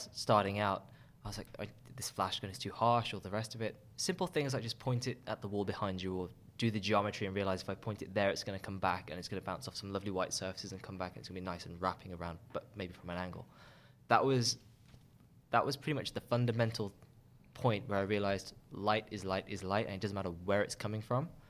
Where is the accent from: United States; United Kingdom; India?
United Kingdom; Birmingham, West Midlands; now in London, United Kingdom; I had a fairly good experience growing up here